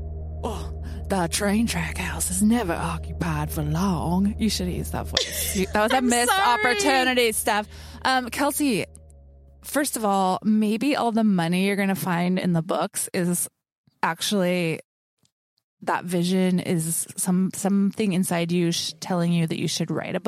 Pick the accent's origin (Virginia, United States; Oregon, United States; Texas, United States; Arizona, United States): Oregon, United States; Gold Hill; Gold Hill is my hometown. It's a very small town of about 1,000 people in Southern Oregon. I grew up there